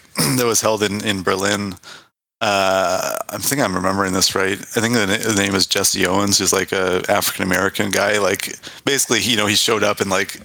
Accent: Canada; also born or lived in United Kingdom; I studied there, but I'm from Canada

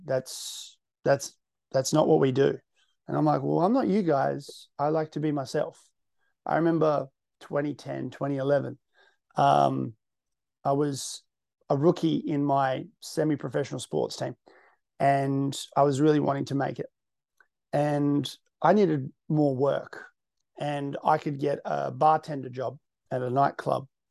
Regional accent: Western Australia, Australia; I'm from the West.

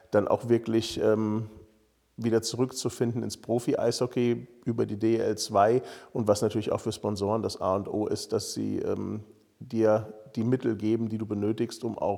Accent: Königstein, Germany; born there; Und ich bin hier in Königstein geboren und habe so ein bisschen Lokalpatriotismus im Blut.

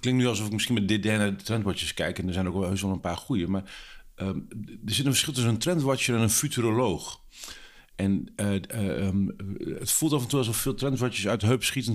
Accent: Drenthe, Netherlands; in Drenthe, waar ik vandaan kom en waar ik ben opgegroeid

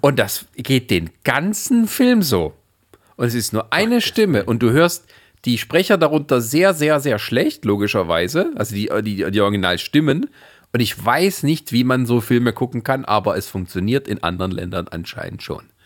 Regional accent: Germany; Wobei mal Holländisch, glaube ich, als Deutscher, also ich kann es zumindest relativ gut lesen

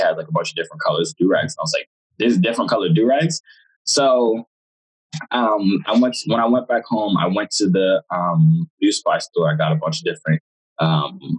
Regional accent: United States; also born or lived in Jamaica (parents); Both my parents are from Jamaica, but I was born here. So technically, I'm Jamaican.

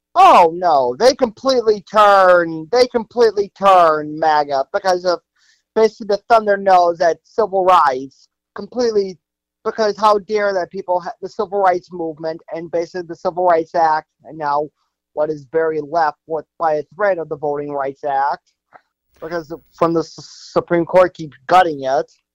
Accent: Chicago, Illinois, United States; also born or lived in Northbrook; born and raised in Chicago.

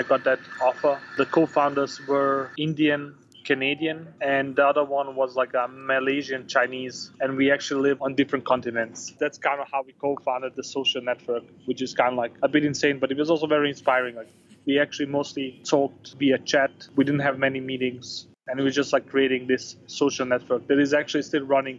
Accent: Denmark; moved away as an adult; also born or lived in Bosnia / Chile / Portugal / Spain; now in Barcelona, Spain; I was born in Bosnia. I grew up in Denmark

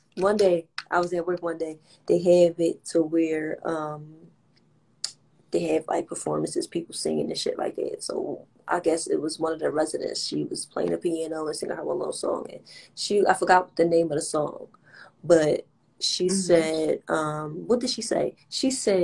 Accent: Philadelphia, Pennsylvania, United States; us from Philly

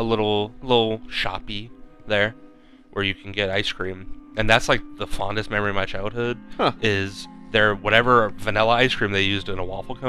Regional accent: United States; We're American, baby.

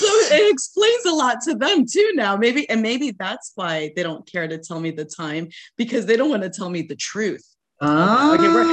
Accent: Baghdad, Baghdad Governorate, Iraq; born there; I know I was born in Baghdad.

